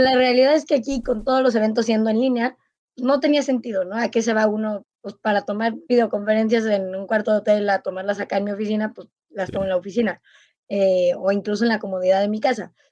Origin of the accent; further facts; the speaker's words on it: Mexico; como mexicana